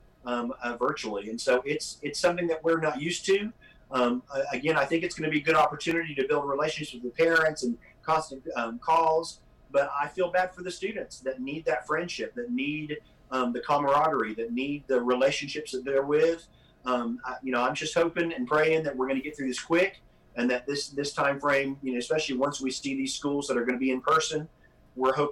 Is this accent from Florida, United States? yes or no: yes; Florida, United States; moved away; I grew up in Florida